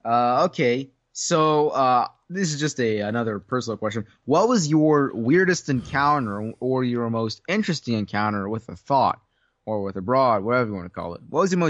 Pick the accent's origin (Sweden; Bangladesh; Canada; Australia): Bangladesh; Well, I'm from Bangladesh.